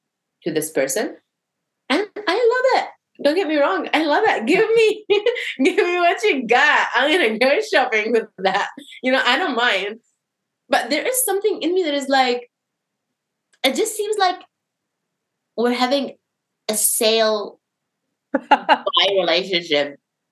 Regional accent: Syria; born there; It's more like, oh, I was born in Syria and I don't see things happening by accident.

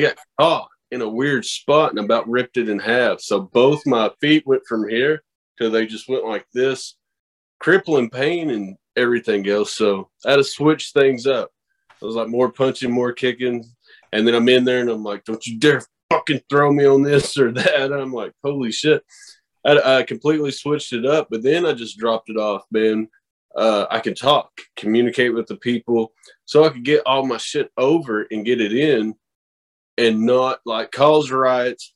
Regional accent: the Bible Belt, United States; I come from the Bible Belt

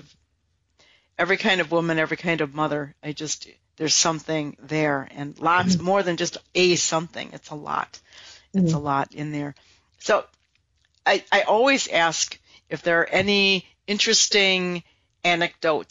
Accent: Wisconsin, United States; I'm from Wisconsin

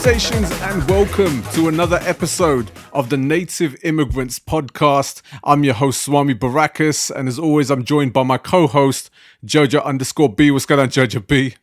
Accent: London, United Kingdom; growing up in the Asian communities in West London, where I grew up

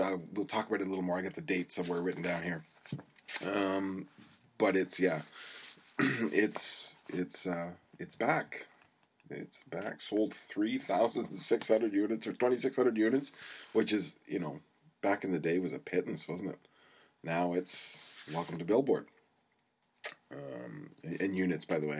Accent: Canada

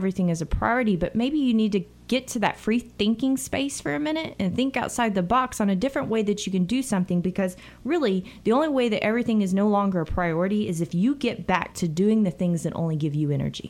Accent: United States; this attack on our country today, in my opinion, has reminded us how blessed we are to be Americans.

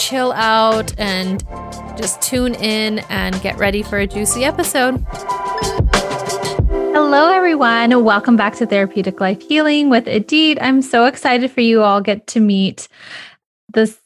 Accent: United States; my home country, the US

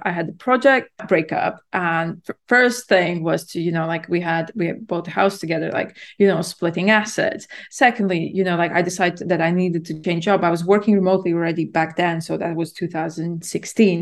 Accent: Latvia; moved away as an adult; also born or lived in London, United Kingdom; I'm born and raised in Latvia, and then I moved to the U K to study in university in London when I was, yeah, in my early twenties.

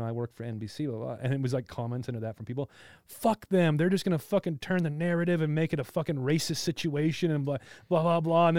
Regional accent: Hesperia, California, United States; When I grew up in Hesperia, we had 619 also.

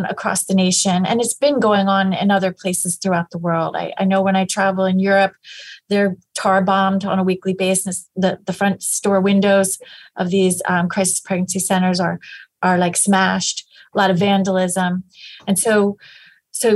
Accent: Pennsylvania, United States; I am from Pennsylvania and I've always lived here.

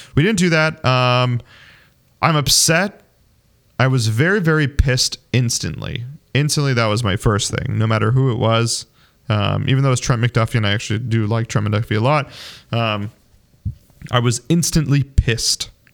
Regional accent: Arizona, United States; moved away; also born or lived in Kansas City; I grew up in Arizona

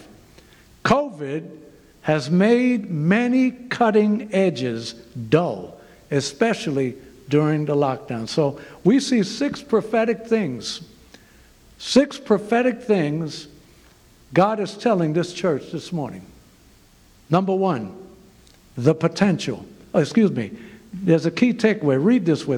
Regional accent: New York City, New York, United States; moved away as an adult; also born or lived in Zimbabwe; I'm from New York City.

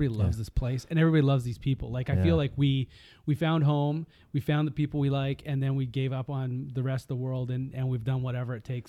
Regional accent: Kelowna, British Columbia, Canada; moved away as an adult; I grew up in Kelowna

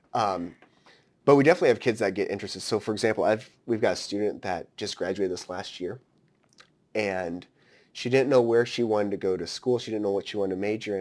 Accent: Story County, rural Iowa, United States; us growing up in rural Iowa, you come from Hancock County, I'm coming from Story County

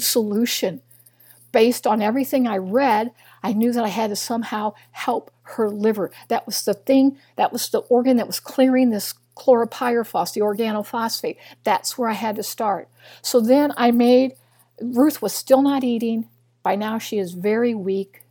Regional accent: Missouri, United States; moved away; also born or lived in Illinois; I was raised in Missouri. I'm just a little girl from Missouri

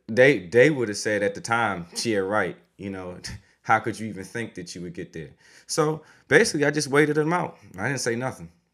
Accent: DMV, United States; moved away as an adult; also born or lived in Syracuse; A lot of people from my hometown, a lot of football players, a lot of people from the area, the D N V

